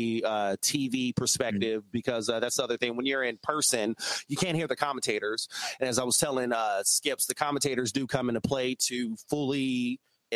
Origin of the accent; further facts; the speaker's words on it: Arizona, United States; first language English; I'm born and raised in Arizona